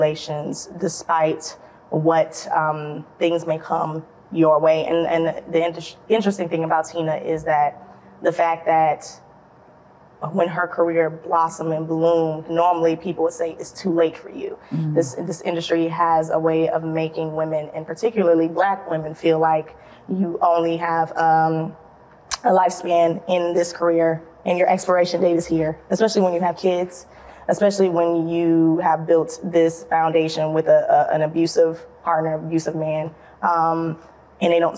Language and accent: English; Atlanta, Georgia, United States; also born or lived in Savannah, Georgia; I am a Georgia girl, Georgia peach, as people would say. I was born in Savannah, Georgia, raised in Atlanta.